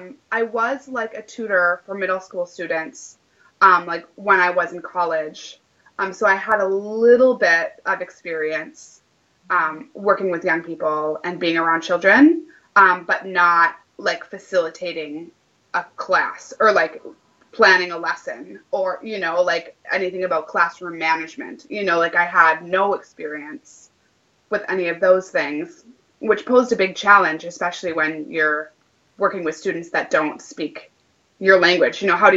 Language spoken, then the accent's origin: English; Minneapolis, Minnesota, United States; also born or lived in Wisconsin; if you were to ask me like, where are you from? I would say Minneapolis, even though I've lived a lot of different places. Even though I lived in Wisconsin for such a long time with my former partner